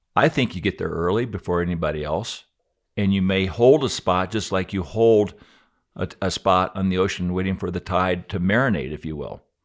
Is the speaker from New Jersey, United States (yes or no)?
no; Aspen, Colorado, United States; I grew up here in Aspen in nineteen sixty. I was, time flies when I was twelve.